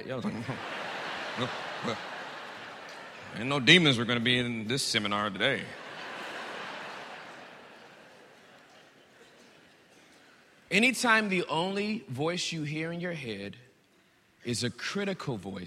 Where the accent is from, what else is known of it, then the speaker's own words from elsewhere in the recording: Pretoria, Gauteng, South Africa; We are from Pretoria